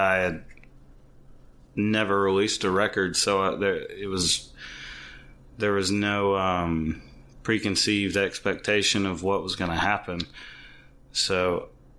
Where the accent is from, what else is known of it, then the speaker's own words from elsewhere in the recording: Troy, Alabama, United States; also born or lived in Louisville, Alabama; Grew up largely in Troy, Alabama, and graduated high school from Louisville, Alabama